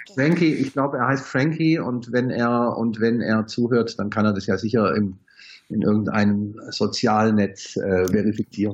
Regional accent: Stuttgart, Baden-Württemberg, Germany; now in Heidelberg, Germany; Ich bin äh, wohnhaft in Heidelberg, geboren in Stuttgart

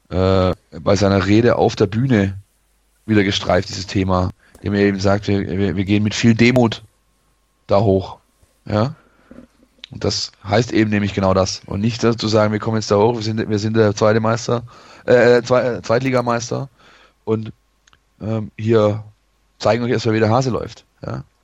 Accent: Poppenweiler, Baden-Württemberg, Germany; born there; ähm, Poppenweiler übrigens, aber gut.

